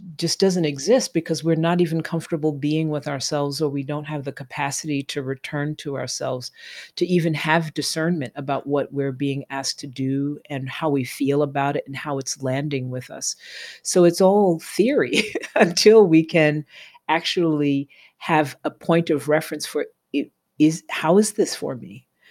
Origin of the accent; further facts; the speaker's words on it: New York City, New York, United States; also born or lived in Flatbush, Brooklyn; I grew up in Tribeca in New York